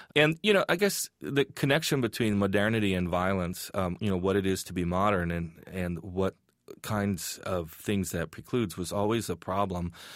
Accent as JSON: {"language": "English", "country": "Iran", "tie": "born or raised there", "moved": "yes", "said": "growing up in Iran, at that time"}